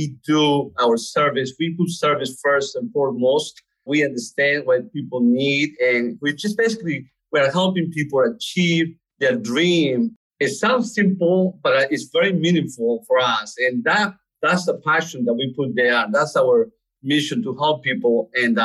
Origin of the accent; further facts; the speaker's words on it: Lima, Peru; also born or lived in New York; now in Charlotte, United States; I was born in Peru, Lima, Peru.